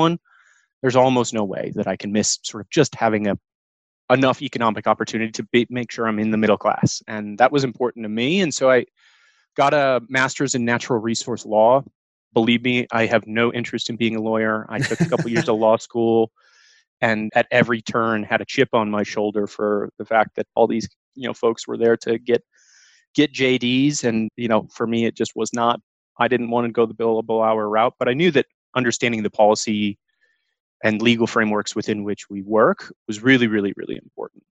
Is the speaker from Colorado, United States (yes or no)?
yes; the mountains of Colorado, United States; I was actually born and raised in the mountains of Colorado. Grew up at about 9,000 feet